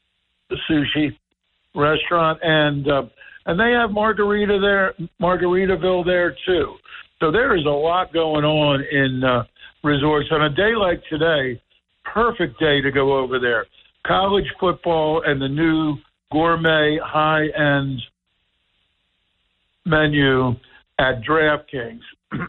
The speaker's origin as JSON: {"language": "English", "town": "Somers Point", "region": "New Jersey", "country": "United States", "moved": "yes", "said": "we are an inordinate town in Summers Point, inordinate in the sense that we have so much in the way of bars and restaurants for a town of its size."}